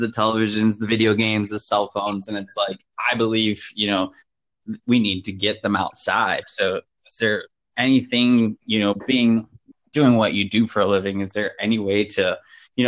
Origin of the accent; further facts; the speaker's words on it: Detroit, Michigan, United States; I grew up in Southwest Detroit, very urban area.